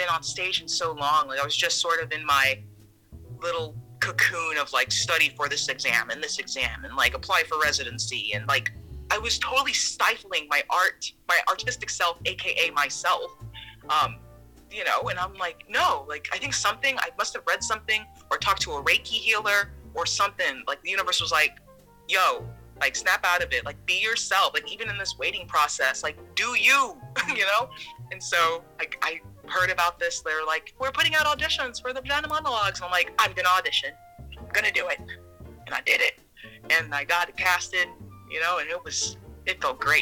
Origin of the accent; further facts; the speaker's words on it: Houston, Texas, United States; moved away as an adult; now in Maine, United States; I am from Texas